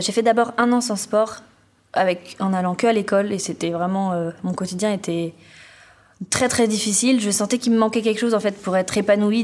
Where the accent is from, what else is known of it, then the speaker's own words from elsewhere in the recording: Finistère, Brittany, France; now in Talence, France; je viens du Finistère